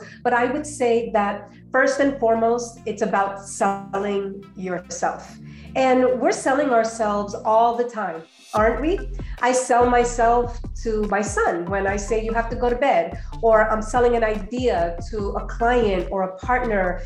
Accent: New Jersey, United States; moved away as an adult; also born or lived in Colombia; now in Georgia, United States; I grew up in New Jersey, more recently moved to Georgia with my family.

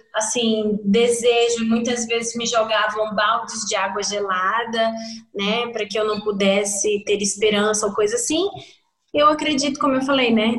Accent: Amazonas, Brazil; now in Rio Grande do Sul, Brazil; nós somos é, brasileiros brasileiros do norte do Brasil, do Amazonas

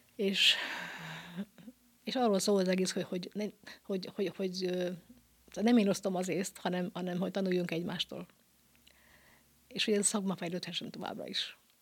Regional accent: Bonyhád, Tolna, Hungary; kilencvenkettőtől Bonyhádon három évente van lehetőségem kiállítani a szülővárosomban

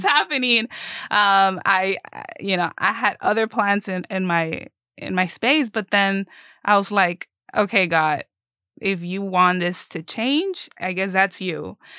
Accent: Mexico; now in Keene, United States; I am originally Mexican, but I live in the area of Keene

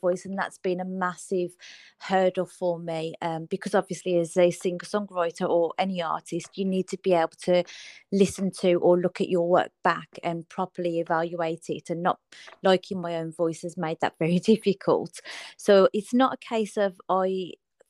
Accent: Birmingham, West Midlands, United Kingdom; I'm from Birmingham in the UK.

